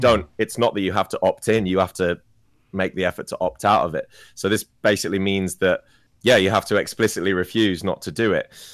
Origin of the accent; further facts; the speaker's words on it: England, United Kingdom; I wasn't brought up in Wales, I was brought up in England